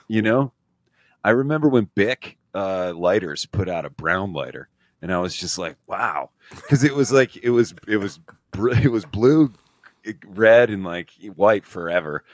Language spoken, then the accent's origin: English; Scranton, Pennsylvania, United States; I'm from Scranton, Pennsylvania